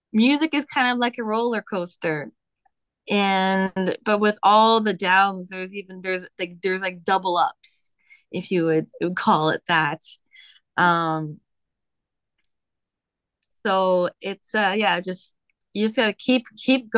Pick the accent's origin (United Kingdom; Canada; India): Canada; Strathroy, Ontario; I grew up in Strathroy, Ontario